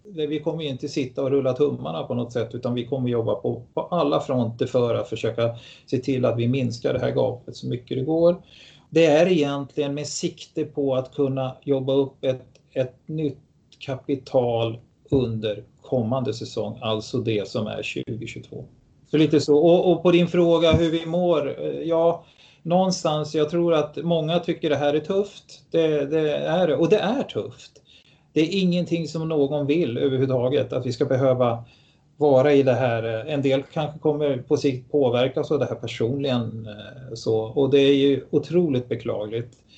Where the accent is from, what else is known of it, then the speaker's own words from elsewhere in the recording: Stockholm, Stockholm County, Sweden; moved away as an adult; also born or lived in Tyresö; now in Gävle, Sweden; är född i Stockholm